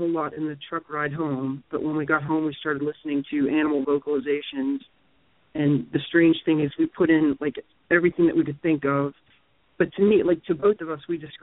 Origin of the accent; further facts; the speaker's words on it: Pennsylvania, United States; I'm from Pennsylvania